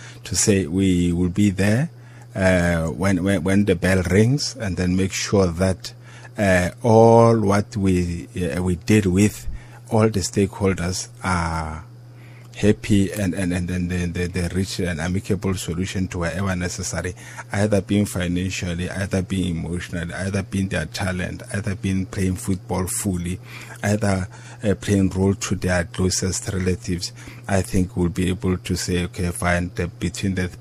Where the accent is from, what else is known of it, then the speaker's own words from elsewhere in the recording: South Africa; as a South African